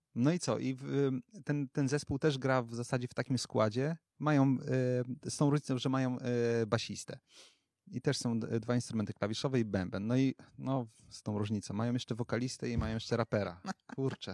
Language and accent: Polish; Wrocław, Lower Silesian Voivodeship, Poland; my jesteśmy z Wrocławia